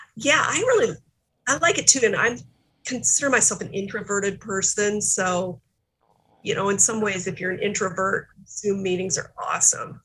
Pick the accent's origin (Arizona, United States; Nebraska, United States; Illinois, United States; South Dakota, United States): South Dakota, United States; we grew up in South Dakota which being a Democrat in South Dakota has always been really challenging